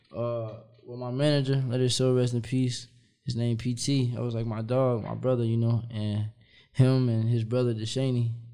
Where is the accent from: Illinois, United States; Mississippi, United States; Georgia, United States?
Illinois, United States; Kankakee; also born or lived in Chicago; I'm from Kankakee